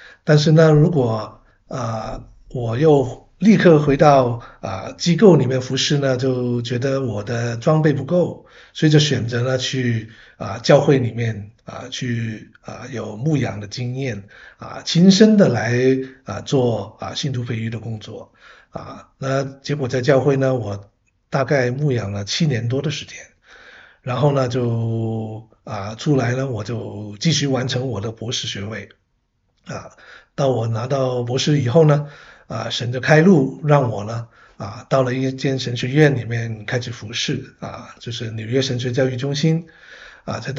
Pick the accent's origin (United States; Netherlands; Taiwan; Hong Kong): Hong Kong; now in Canada; 我其实，在加拿大，我是我是香港人啊，啊，来到加拿大呢，主要是留学生，嗯，啊，来了，结果呢就回不去，呵呵一直呢在这边已经四十多年了